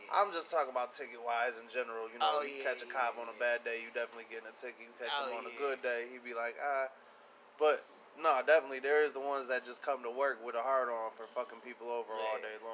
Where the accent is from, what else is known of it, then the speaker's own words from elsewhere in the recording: Pontiac, Michigan, United States; That'd be like me being from where I'm from Pontiac